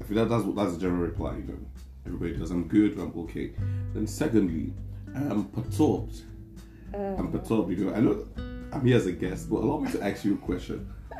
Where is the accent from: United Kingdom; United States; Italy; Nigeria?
Nigeria; I'm a Nigerian guy.